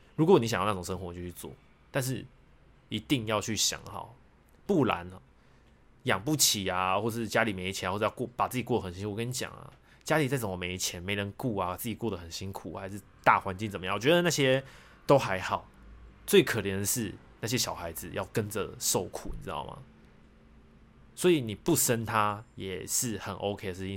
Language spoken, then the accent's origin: Chinese; Miaoli County, Taiwan; moved away as an adult; now in Taichung, Taiwan; 我后来从苗栗老家搬来台中